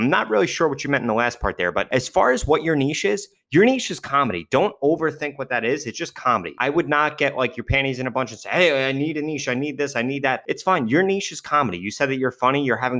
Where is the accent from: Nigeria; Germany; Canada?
Germany; FYI, I am from Germany.